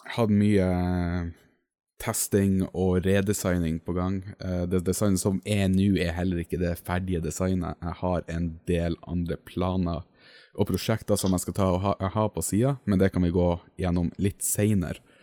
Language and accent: Norwegian; Finnmark, Norway; accent: Finnmark dialect; på dialekta mi oppe i Finnmark